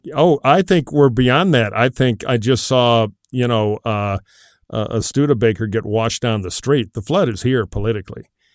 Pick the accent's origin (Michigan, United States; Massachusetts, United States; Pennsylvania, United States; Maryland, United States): Michigan, United States; Detroit; back in my hometown of Detroit